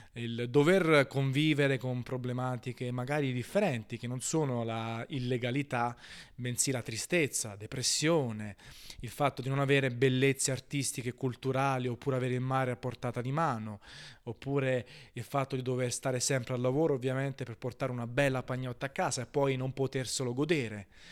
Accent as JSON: {"language": "Italian", "town": "Naples", "region": "Campania", "country": "Italy", "said": "Io parlo sempre di Napoli perché sono napoletano"}